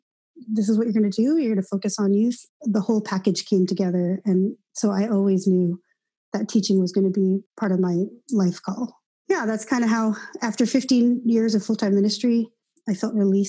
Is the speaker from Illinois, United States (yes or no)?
no; Seattle, Washington, United States; now in Los Angeles, United States; I was born here in Los Angeles, where I am now, and moved to Seattle early on. And so most of my life has been grown up. I grew up in Seattle, Washington.